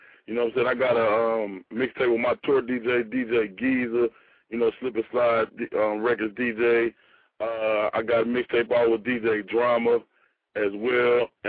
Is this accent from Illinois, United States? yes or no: yes; Chicago, Illinois, United States; you know, I'm from Chicago, but they just never heard nobody in the Midwest that like sound like me.